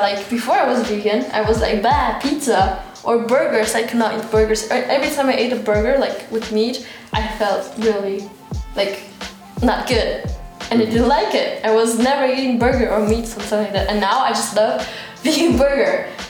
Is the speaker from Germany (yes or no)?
yes; Freiburg, Baden-Württemberg, Germany; English is a second language